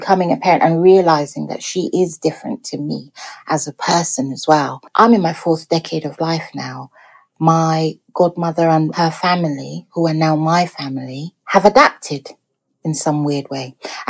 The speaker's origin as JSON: {"language": "English", "country": "Nigeria", "said": "we might not be so insulting because we are Nigerian and insults are a way of us showing love to each other."}